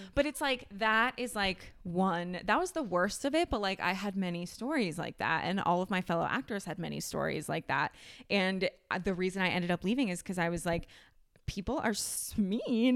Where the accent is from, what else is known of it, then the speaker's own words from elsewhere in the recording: Ohio, United States; I grew up in Ohio